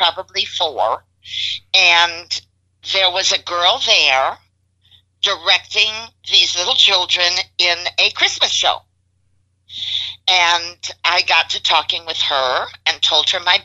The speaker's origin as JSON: {"language": "English", "town": "Chicago", "region": "Illinois", "country": "United States", "tie": "born or raised there", "moved": "as an adult", "lives_now": "Houston, United States", "said": "I was born and raised in Chicago. I left there in 1970"}